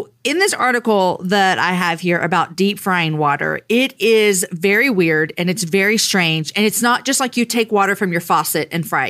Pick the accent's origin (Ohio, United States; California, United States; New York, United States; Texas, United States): Texas, United States; I am a Texan. I've lived here my whole life